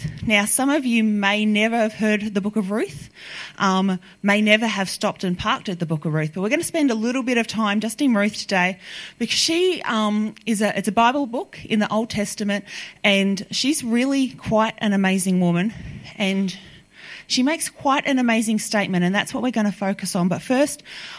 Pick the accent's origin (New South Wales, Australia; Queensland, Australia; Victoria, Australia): Victoria, Australia; Melbourne; I'm from Melbourne